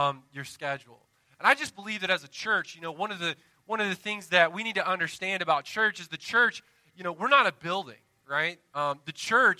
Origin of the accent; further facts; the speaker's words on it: the South, United States; I'm from the South